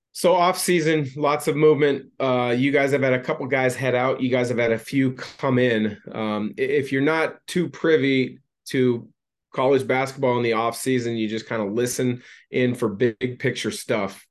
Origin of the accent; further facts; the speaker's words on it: Portland, Oregon, United States; I grew up in the Portland area.